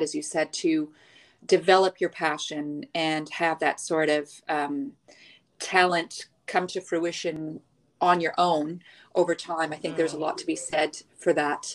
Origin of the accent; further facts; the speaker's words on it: Montreal, Quebec, Canada; moved away as an adult; now in Dubai, United Arab Emirates; I'm originally from Montreal. I've been living in the UAE in Dubai for the past 15 years.